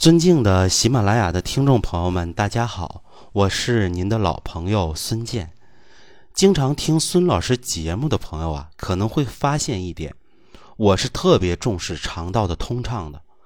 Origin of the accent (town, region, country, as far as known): China